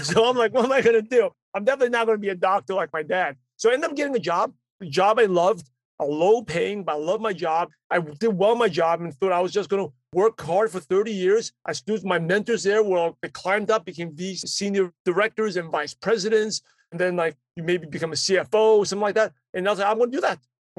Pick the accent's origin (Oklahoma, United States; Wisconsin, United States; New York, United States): New York, United States; New York City; English is a second language; moved away as an adult; now in Los Angeles, United States; I grew up in Brooklyn, New York. English is my third language